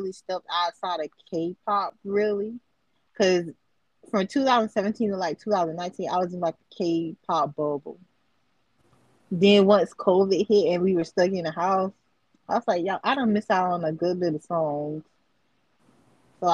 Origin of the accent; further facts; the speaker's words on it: United States; I'm American and I'm country